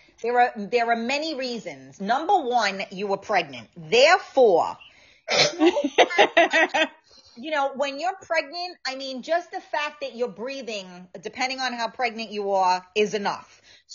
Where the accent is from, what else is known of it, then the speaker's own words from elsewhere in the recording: New York, United States; Sylvia said I have a short temper as well. We're from New York.